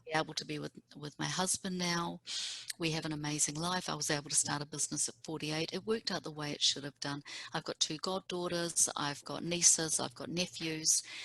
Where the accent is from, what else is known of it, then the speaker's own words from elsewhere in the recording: Auckland, New Zealand; moved away as an adult; now in Seattle, United States; We grew up on the North Shore together